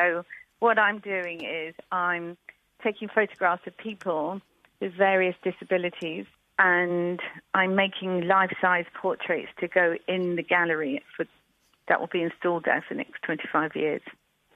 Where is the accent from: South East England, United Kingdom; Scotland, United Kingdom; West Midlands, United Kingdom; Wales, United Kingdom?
South East England, United Kingdom; Brighton; moved away as an adult; now in Devon, United Kingdom; I grew up in Brighton